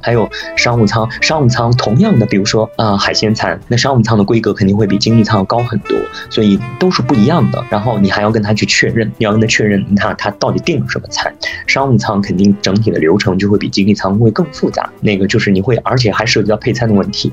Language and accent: Chinese; China; moved away; 我们中国人